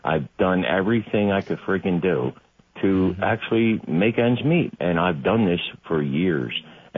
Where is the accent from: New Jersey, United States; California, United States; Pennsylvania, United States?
Pennsylvania, United States; Philadelphia; now in Long Neck, Delaware, United States; I grew up in Philadelphia as a young kid.